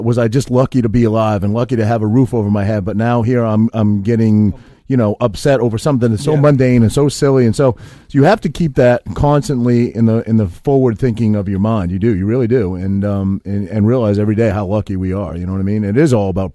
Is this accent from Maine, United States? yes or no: yes; Maine, United States; also born or lived in Whiting, New Jersey; now in New Jersey, United States; when I was a kid, I grew up in Maine, grew up in New England